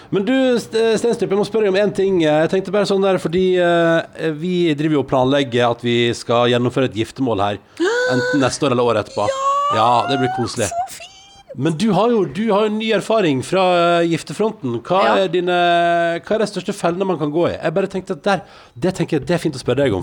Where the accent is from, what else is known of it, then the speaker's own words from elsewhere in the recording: Sogn og Fjordane, Vestland, Norway; moved away; Hjemme i Sogn og Fjordane